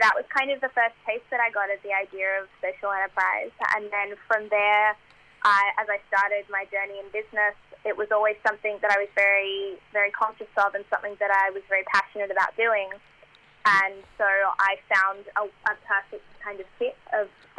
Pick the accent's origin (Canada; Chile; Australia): Australia; I was born in Australia